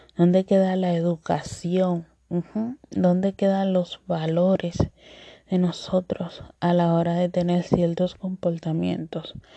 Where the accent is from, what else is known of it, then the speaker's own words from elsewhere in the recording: Dominican Republic; accent: Dominican; mi acento dominicano. Sí, de pura cepa.